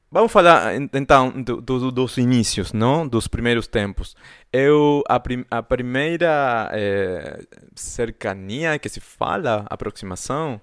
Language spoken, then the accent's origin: Portuguese; northern Argentina, Argentina; accent: Argentine; Portuguese is a second language; moved away as an adult; now in Buenos Aires, Argentina; eu sou do, do norte de, de Argentina, né? E eu moro em Buenos Aires há 15 anos quase